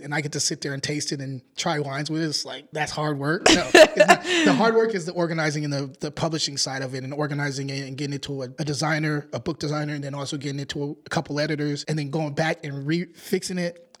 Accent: Antioch, California, United States; I'm from Antioch

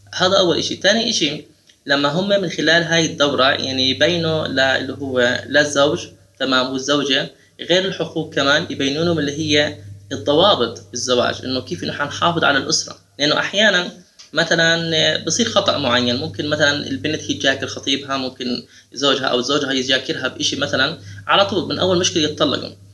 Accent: Jordan; عندنا بالاردن

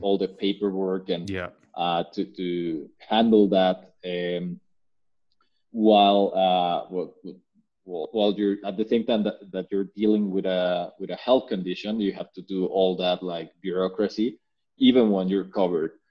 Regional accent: Mexico; I am Mexican. I grew up in Mexico uh, all the way through through college

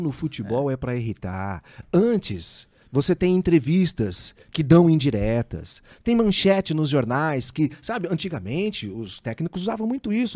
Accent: Ribeirão Preto, São Paulo, Brazil; Eu nasci na Vila Tibério.

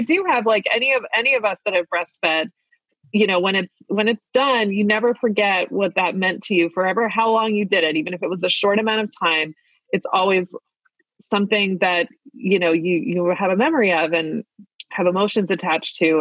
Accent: Maryland, United States; accent: Maryland (Baltimore); my Maryland accent

